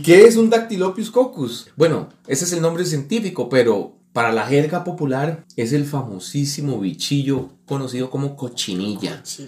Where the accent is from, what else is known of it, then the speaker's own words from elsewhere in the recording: Costa Rica; uno como costarricense